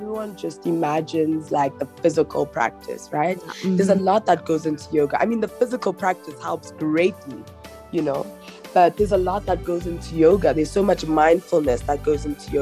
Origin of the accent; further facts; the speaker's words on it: Johannesburg, Gauteng, South Africa; Born and bred in Joburg is what I know, and yeah, that's just who I am and where I'm from